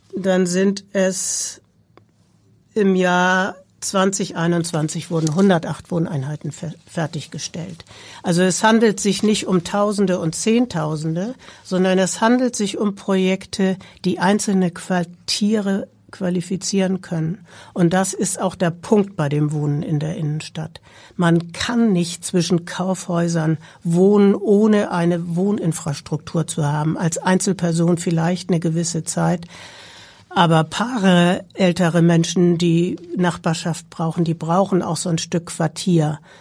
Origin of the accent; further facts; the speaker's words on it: Hamburg, Germany; also born or lived in Berlin / Baltic coast; Ich bin eine geborene Hamburgerin